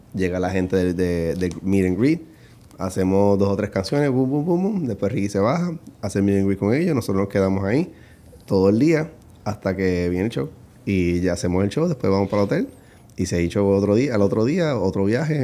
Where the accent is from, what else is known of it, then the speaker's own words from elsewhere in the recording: Puerto Rico; now in United States; nací en Puerto Rico y empecé a bailar a los 17 años